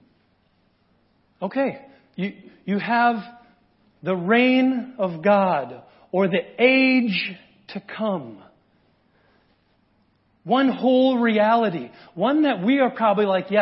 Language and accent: English; United States; as an American